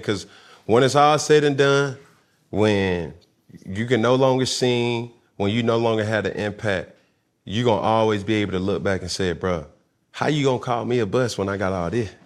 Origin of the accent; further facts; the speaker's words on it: Atlanta, Georgia, United States; growing up in Atlanta